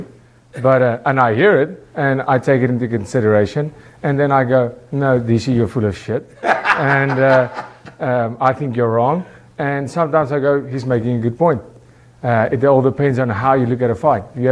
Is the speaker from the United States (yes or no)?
no; South Africa; I'm from South Africa